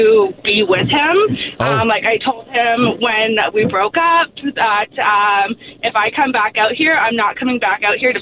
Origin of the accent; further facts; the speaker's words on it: New Brunswick, Canada; moved away as an adult; we are both from New Brunswick. We went to high school together